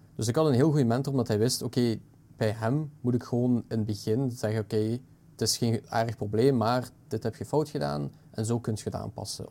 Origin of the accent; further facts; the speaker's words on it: Belgium; We zijn een tweetalig land. Eigenlijk een mhm. beetje drietalig met dat Duits mini-gedeelte